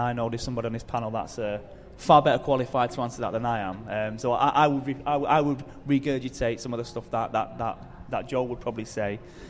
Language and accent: English; Salford, North West England, United Kingdom; moved away as an adult; now in Blackpool, United Kingdom; I'm originally from Salford, but we've recently moved to Blackpool to start Christchurch Blackpool.